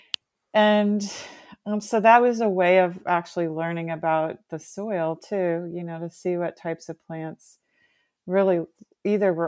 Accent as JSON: {"language": "English", "town": "Bowie", "region": "Maryland", "country": "United States", "tie": "born or raised there", "said": "I grew up in Bowie in Prince George's County"}